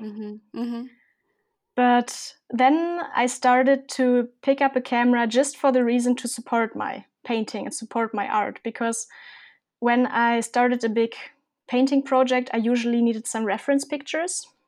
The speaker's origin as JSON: {"language": "English", "country": "Germany", "said": "I'm from Germany"}